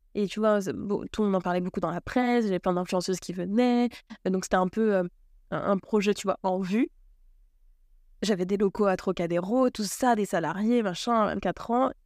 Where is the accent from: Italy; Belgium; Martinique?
Martinique; je suis née en Martinique sur une petite île qui fait 80 km de long